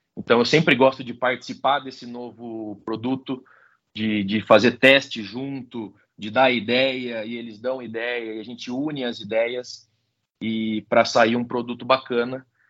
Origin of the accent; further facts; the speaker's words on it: Botucatu, São Paulo, Brazil; Botucatu é nossa cidade natal, né? Foi onde eu nasci, onde eu cresci.